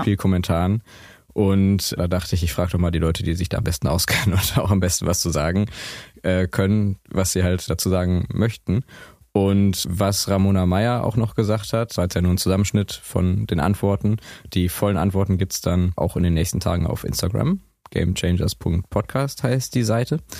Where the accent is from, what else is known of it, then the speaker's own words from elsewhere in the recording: Essen, North Rhine-Westphalia, Germany; wir kommen ja beide aus Essen